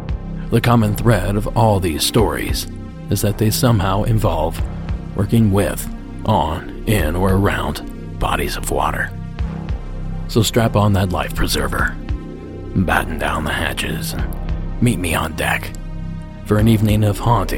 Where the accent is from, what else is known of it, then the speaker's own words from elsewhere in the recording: Appalachian Ohio, United States; moved away as an adult; I grew up in the Appalachian foothills of Ohio, and water wasn't a big deal there.